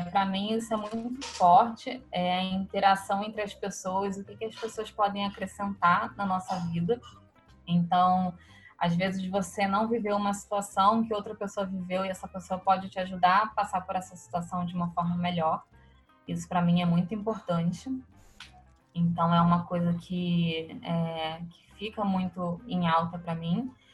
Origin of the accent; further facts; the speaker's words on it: Rio de Janeiro, Brazil; eu nasci no Rio de Janeiro, carioca da Gema, de Copacabana, sempre morei em Copacabana minha vida inteira